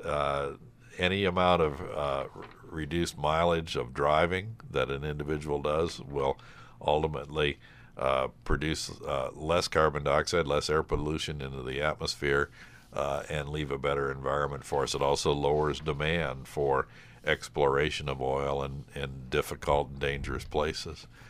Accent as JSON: {"language": "English", "town": "Cleveland", "region": "Ohio", "country": "United States", "tie": "born or raised there", "moved": "as an adult", "lives_now": "Hudson Valley, United States", "said": "I grew up in Cleveland"}